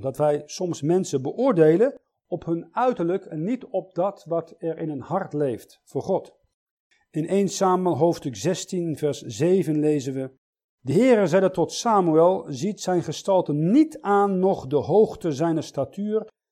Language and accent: Dutch; Switzerland; Ik zeg, uit Zwitserland